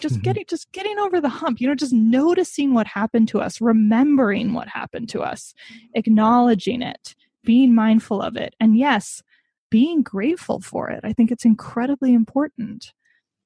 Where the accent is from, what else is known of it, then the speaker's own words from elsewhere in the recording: United States; my family history, as with many Americans, I'm American, is that of immigrants